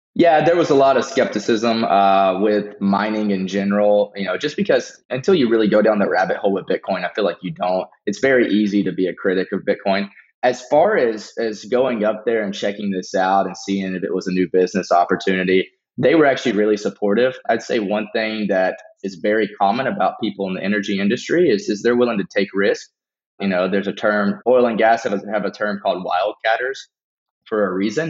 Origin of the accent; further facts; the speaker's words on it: Beaumont, Texas, United States; born and raised in Beaumont, Texas area